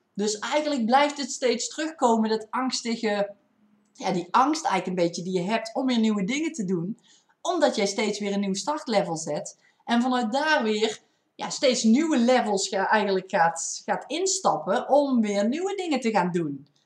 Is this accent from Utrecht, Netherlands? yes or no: no; North Brabant, Netherlands; accent: Brabants; ik heb wel een Brabants accent